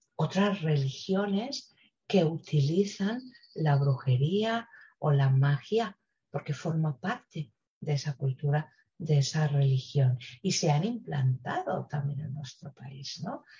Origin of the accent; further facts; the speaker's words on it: Spain; tengo yo en mi país